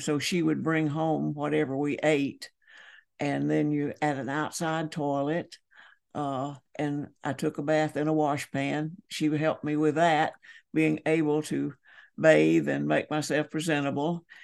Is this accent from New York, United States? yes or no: no; Holly Springs, Georgia, United States; moved away; also born or lived in Edmonson County, Kentucky; I was born and raised in Holly Springs, Georgia